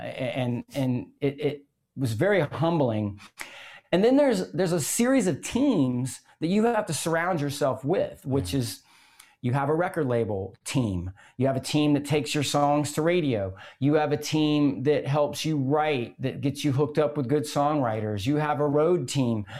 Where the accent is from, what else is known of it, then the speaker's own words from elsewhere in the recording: Gainesville, Florida, United States; I grew up in Gainesville, Florida